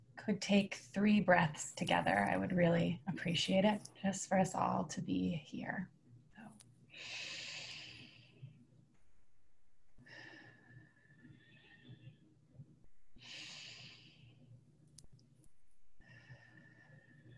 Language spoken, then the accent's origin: English; Boulder, Colorado, United States; Boulder, Colorado, my hometown